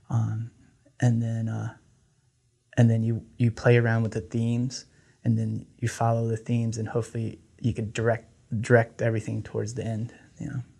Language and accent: English; Laos; first language Lao; English is a second language; So um, I grew up um, in, uh, from I'm from Laos. My grandmother um, came to the States in 1986. She didn't know any English. So, and my Lao is not great, the greatest.